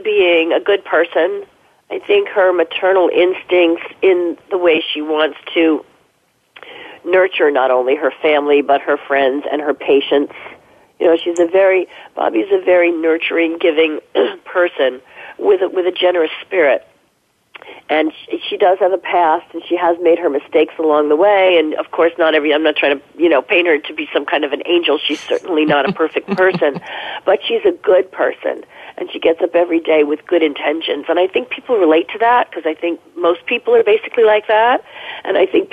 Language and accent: English; New Jersey, United States; moved away; also born or lived in New York City; I grew up in New Jersey. You know, in suburban New Jersey, in a home, in a house when I was a little kid